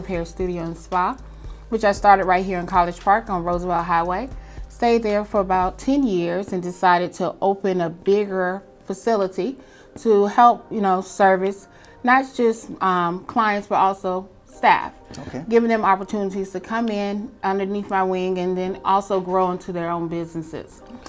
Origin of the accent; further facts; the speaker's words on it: Vicenza, Veneto, Italy; born there; also born or lived in Panama / South Carolina / New Mexico / California; I was born in Italy, in Vicenza, Italy, on a military base where my father served in the Air Force.